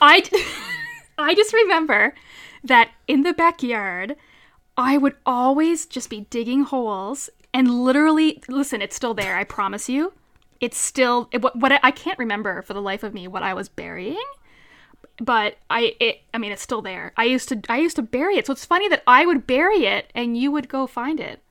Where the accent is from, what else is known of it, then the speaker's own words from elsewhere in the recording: Central, Newfoundland and Labrador, Canada; I'm from Newfoundland